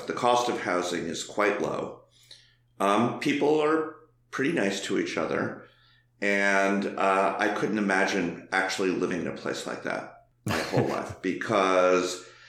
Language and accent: English; La Crosse, Wisconsin, United States; now in Los Angeles, United States; the people I grew up with in La Crosse can't imagine why I like living in Los Angeles